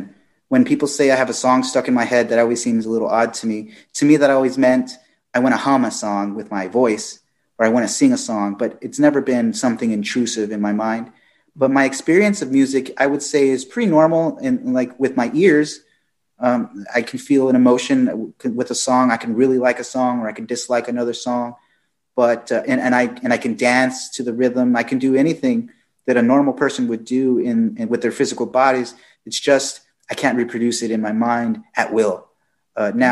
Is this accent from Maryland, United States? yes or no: no; Fort Worth, Texas, United States; I was born in Fort Worth, Texas.